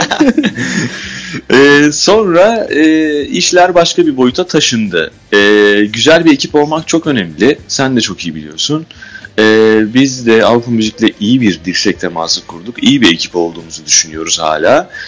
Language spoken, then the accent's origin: Turkish; Istanbul, Turkey; biz Bakırköy, doğma büyüme Bakırköylüyüz.